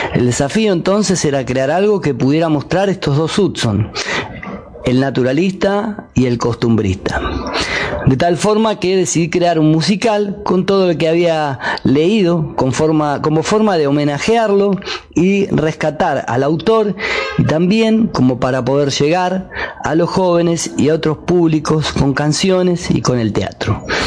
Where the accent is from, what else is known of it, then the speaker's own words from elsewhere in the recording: Quilmes, Buenos Aires Province, Argentina; Nací en Quilmes en 1971 y a los 8 años empecé a tocar la guitarra y cantar en peñas escolares de la Escuela 1